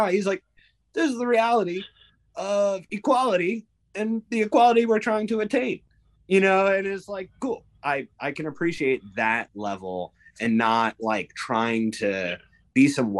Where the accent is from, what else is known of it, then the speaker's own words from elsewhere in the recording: New Haven, Connecticut, United States; I grew up in New Haven while you were mayor.